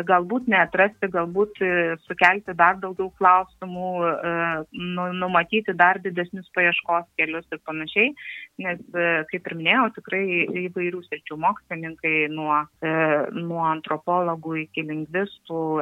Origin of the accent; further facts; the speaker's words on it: Alytus, Alytus County, Lithuania; moved away as an adult; now in Kaunas, Lithuania; esu ir jaučiuosi tikra dūkė, nepaisant to, kad šiuo metu Alituje jau nebegyvenu keletą metų dėl darbo, kuris yra Kaune, tačiau širdyje E, tiek ir oficialiai, tiek ir širdyje tikrai esu tikra dzūkė.